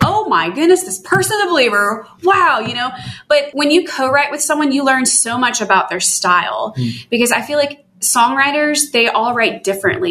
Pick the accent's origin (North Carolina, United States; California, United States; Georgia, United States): Georgia, United States; Atlanta; I'm from Atlanta.